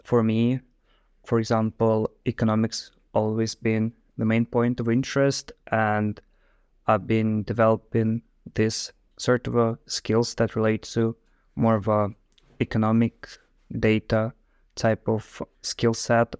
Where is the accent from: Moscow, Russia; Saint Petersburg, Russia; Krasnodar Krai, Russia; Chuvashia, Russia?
Moscow, Russia; moved away as an adult; also born or lived in Ireland; now in Netherlands; I'm also from Russia, from, like, Moscow itself